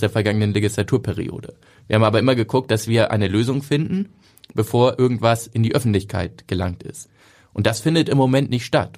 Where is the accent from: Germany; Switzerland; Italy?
Germany; Hamburg; als Hamburger